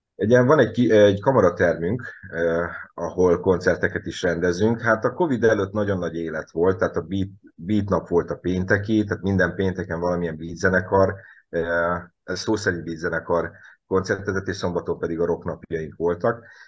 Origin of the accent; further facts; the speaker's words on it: Nyíregyháza, Szabolcs-Szatmár-Bereg, Hungary; én sem budapesti vagyok, hanem nyíregyházi